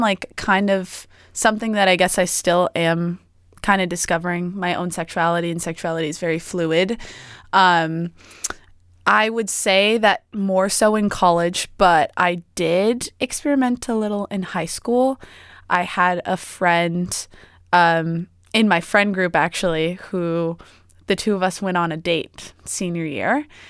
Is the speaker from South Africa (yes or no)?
no; East Coast, United States; moved away as an adult; now in Oregon, United States; I'm from the East Coast.